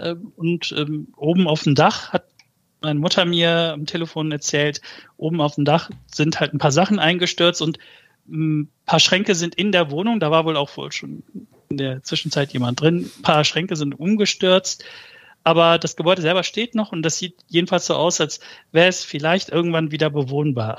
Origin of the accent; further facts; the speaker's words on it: Germany; also born or lived in Malatya, Turkey (born, village north of Malatya); Ich bin mit anderthalb Jahren nach Deutschland gekommen